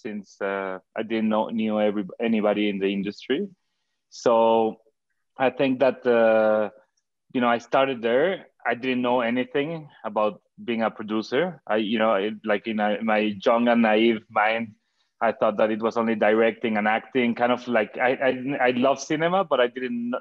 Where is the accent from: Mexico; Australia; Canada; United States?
Mexico; Cuernavaca, Morelos; in Cuernavaca, where I grew up in Mexico